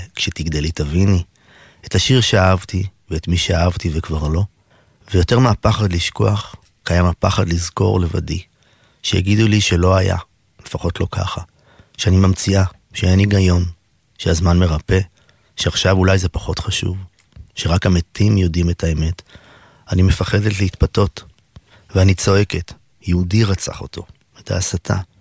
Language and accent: Hebrew; Ein Carmel, Haifa District, Israel; אצלנו בקיבוץ, בקיבוץ בעין כרמל